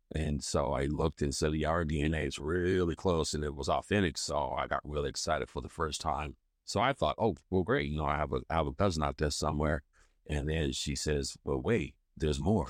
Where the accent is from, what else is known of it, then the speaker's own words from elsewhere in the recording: Hagerstown, Maryland, United States; I was born in Hagerstown, Maryland